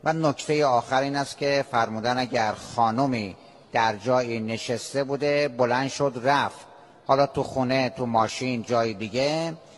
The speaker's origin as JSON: {"language": "Persian", "town": "Dehdasht", "region": "Kohgiluyeh and Boyer-Ahmad", "country": "Iran", "also_born_or_lived": "Qom", "said": "بیام شهر خودم دهدش"}